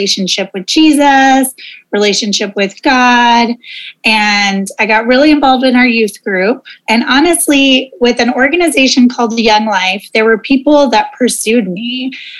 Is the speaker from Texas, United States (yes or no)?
no; Oklahoma, United States; moved away; also born or lived in Monterrey, Mexico; I'm originally from Oklahoma